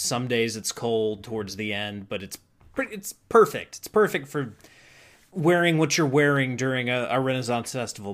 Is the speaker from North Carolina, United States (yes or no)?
yes; North Carolina, United States; I'm from North Carolina.